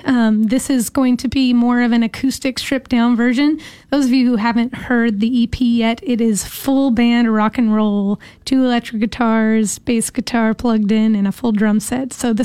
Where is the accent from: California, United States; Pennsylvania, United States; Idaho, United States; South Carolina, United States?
California, United States; Bakersfield; moved away as an adult; now in Portland, United States; Well, I'm from Bakersfield, California.